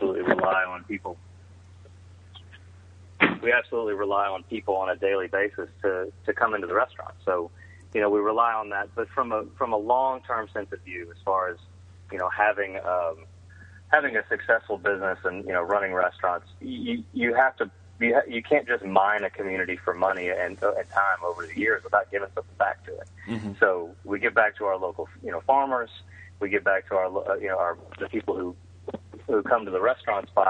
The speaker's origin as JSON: {"language": "English", "region": "South Louisiana", "country": "United States", "tie": "born or raised there", "also_born_or_lived": "Texas", "said": "I was born and raised in raised in South Louisiana. I was born in Texas."}